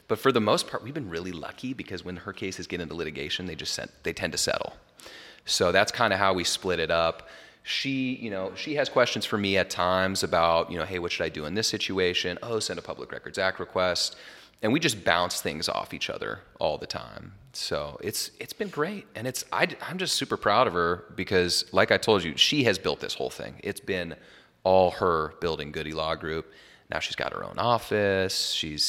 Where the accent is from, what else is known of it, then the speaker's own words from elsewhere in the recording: Jackson Hole, Wyoming, United States; Well, you know, so I'm from Jackson Hole originally. It's like the best skiing in North America.